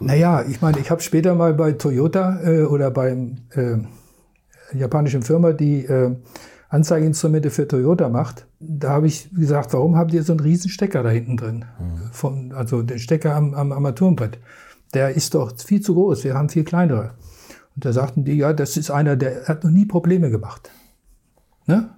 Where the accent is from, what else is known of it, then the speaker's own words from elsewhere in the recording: a village between Hanover and Wolfsburg, Lower Saxony, Germany; ich komme aus dem Dorf, wo alle zu VW gingen. Mhm. Entweder nach Hannover ins Werk oder Wolfsburg ins Werk, weil ich genau mittendrin wohnte.